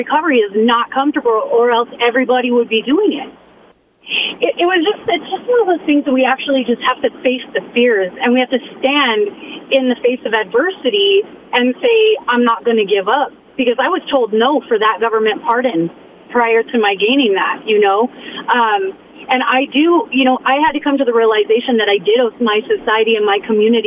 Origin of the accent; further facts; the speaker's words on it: Boise, Idaho, United States; originally I was born and raised in Boise, Idaho